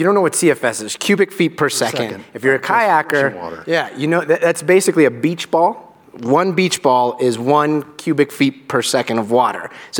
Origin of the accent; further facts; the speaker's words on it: Albuquerque, New Mexico, United States; also born or lived in Guatemala; I grew up in Albuquerque, New Mexico, and I still consider myself a desert kid. And I still remember, I lived right next to a national monument, Petroglyphs National Monument